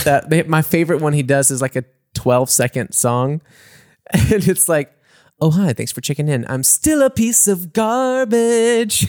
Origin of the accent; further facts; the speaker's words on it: Mississippi, United States; now in Munich, Germany; my hometown